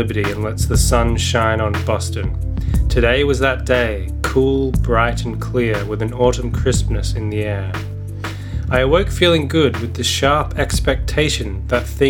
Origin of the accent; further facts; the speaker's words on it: Australia; my American accent is going to be warped by my innate Australianness